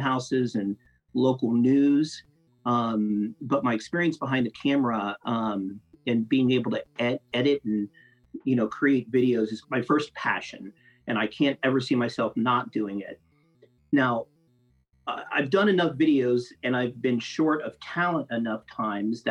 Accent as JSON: {"language": "English", "town": "Grove City", "region": "Ohio", "country": "United States", "tie": "born or raised there", "moved": "as an adult", "lives_now": "Atlanta, United States", "said": "I'm from Columbus, from Grove City, born and bred"}